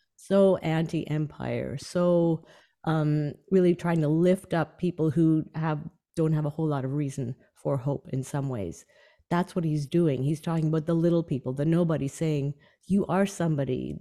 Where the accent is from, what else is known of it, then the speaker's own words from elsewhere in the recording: Canadian Prairies, Canada; my um, childhood where I grew up on the Canadian prairies